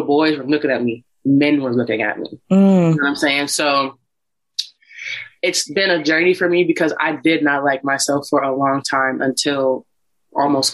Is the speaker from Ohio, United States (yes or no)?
yes; Warren, Ohio, United States; moved away as an adult; originally from the Midwest. I'm from Ohio, a small place called Warren, Ohio. But I moved here about 2 years ago